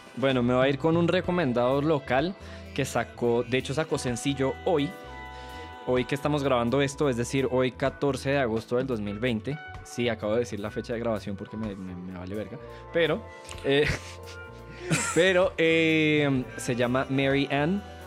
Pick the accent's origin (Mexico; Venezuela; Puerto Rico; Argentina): Venezuela; moved away; yo soy, al ser venezolano